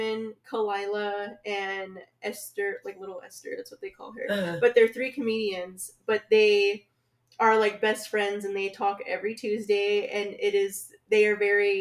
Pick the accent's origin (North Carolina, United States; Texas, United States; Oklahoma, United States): Texas, United States; Lubbock; born or raised there